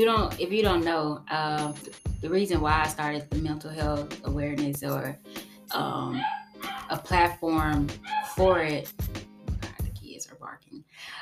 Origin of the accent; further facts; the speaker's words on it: Jackson, Mississippi, United States; I'm from Jackson, Mississippi.